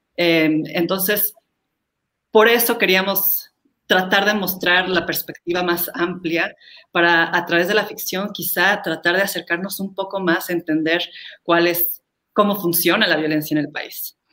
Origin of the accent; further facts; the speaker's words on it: Mexico; como mexicanos